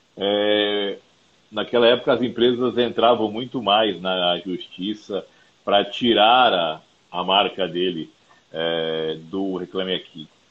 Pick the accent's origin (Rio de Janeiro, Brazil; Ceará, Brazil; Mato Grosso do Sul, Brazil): Mato Grosso do Sul, Brazil; Campo Grande; now in São Paulo, Brazil; Moro, moro, moro em São Paulo há 12 anos já. Sou de Campo Grande, no Mato Grosso do Sul